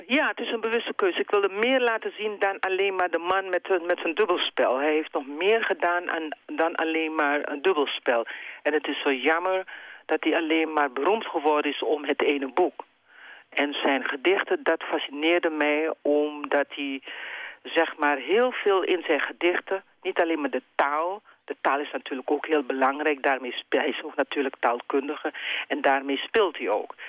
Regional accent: Suriname; Suriname waar ik vandaan kom

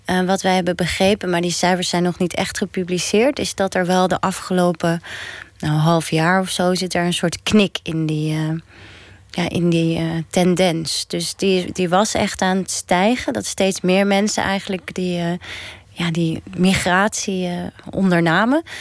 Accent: Netherlands; Wij zijn geen buitenlanders, ik ben gewoon een Nederlander. En toch voel ik dat de hele tijd. Dus ik voel me toch een beetje tweederangs burger.

